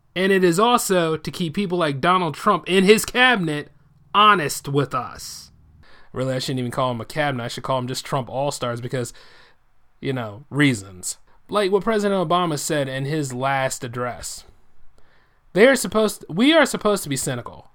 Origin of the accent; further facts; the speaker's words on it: United States; I'm an American first